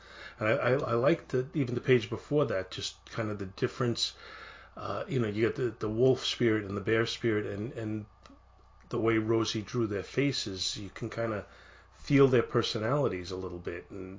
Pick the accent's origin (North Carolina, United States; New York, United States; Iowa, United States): New York, United States; New York City; I grew up in Brooklyn, so we just pronounce things the way we pronounce them